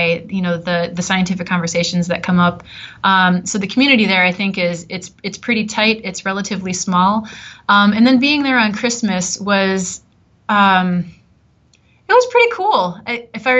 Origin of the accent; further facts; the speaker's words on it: Wisconsin, United States; also born or lived in Southern Illinois; now in Minnesota, United States; growing up in Wisconsin